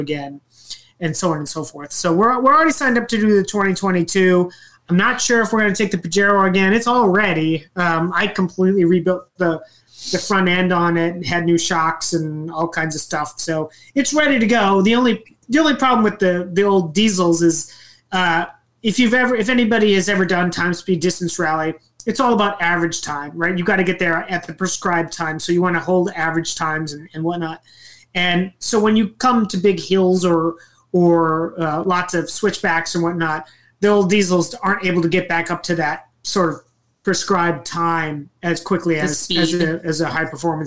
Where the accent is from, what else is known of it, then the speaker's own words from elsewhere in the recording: Minnesota, United States; also born or lived in Wisconsin; We grew up in the Midwest. I was born in Minnesota.